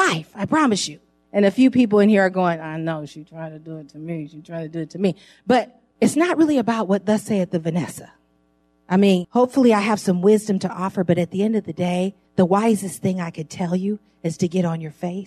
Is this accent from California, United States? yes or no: yes; San Francisco, California, United States; I grew up in San Francisco, right close to Geary Street on Ellis